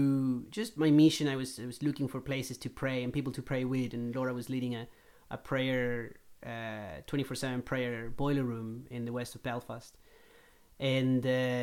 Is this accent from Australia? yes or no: no; Chile; moved away as an adult; also born or lived in Northern Ireland; I was born in Chile. I left when I was 18 to be a missionary